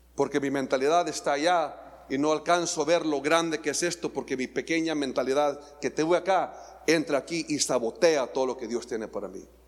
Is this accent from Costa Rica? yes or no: no; Mexico; somos atrevidos, mexicanos atrevidos